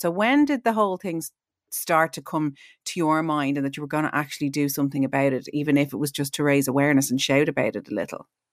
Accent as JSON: {"language": "English", "country": "Ireland", "said": "we, as Irish people"}